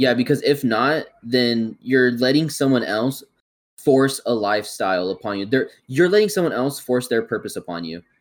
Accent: California, United States; I was born and raised in California

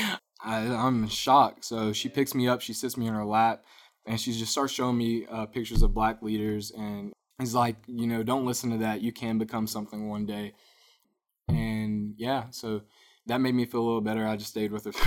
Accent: Winder, Georgia, United States; I grew up, like I told you, I'm from Winder

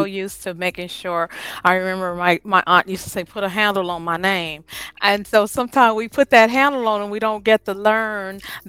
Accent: California, United States; I'm from California

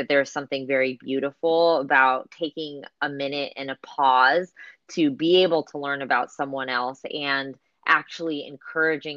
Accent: Bay Area, California, United States; I grew up in this country. I am first generation in this country, and I think for me growing up in the Bay Area was actually quite difficult

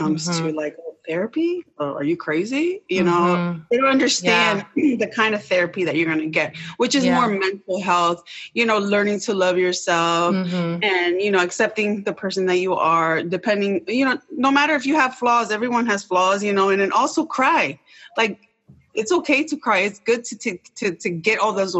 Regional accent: Rockville, Maryland, United States; I grew up in Rockville, Maryland

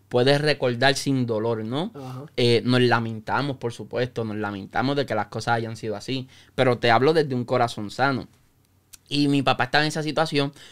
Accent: Yauco, Puerto Rico; born there; also born or lived in Peñuelas / Lares / Santa Isabel / Aguada; yo nací en el pueblo de Yauco, viví en Peñuela, viví en Lares, en Santa Isabel, en Aguada, en Añasco.

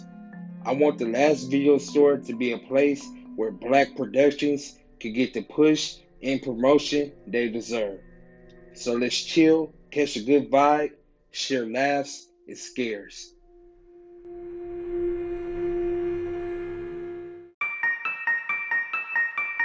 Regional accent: Cleveland, Ohio, United States; moved away as an adult; now in Los Angeles, United States; I'm from Cleveland, Ohio.

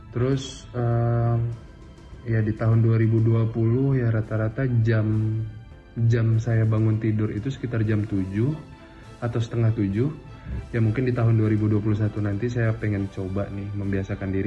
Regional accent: Banjarbaru, South Kalimantan, Indonesia; Umur 28 tahun, kota asal Banjarmasin. Ya walaupun saya dari Banjarbaru ya boleh lah ya bilang dari Banjarmasin ya kan.

